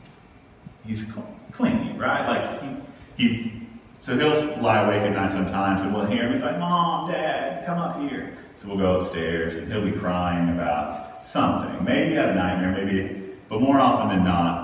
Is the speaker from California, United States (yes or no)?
no; Texas, United States; moved away as an adult; also born or lived in Houston, Texas / Virginia; now in Columbia, United States; I'm a Texan